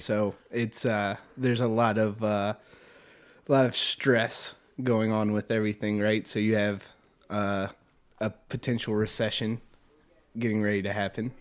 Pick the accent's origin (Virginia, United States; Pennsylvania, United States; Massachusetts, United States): Virginia, United States; Richmond; also born or lived in Farmville, Virginia; was born and raised in Richmond, Virginia. Never I've never lived outside of Richmond my entire life